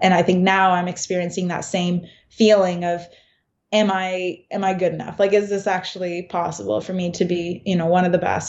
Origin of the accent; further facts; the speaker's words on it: Canada; moved away as an adult; also born or lived in Kingston / London, Ontario; now in Boston, United States; myself from Canada